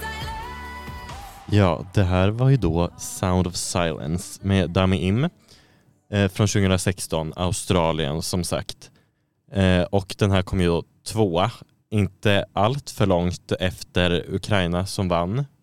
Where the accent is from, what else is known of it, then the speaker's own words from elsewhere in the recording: Sweden; som svensk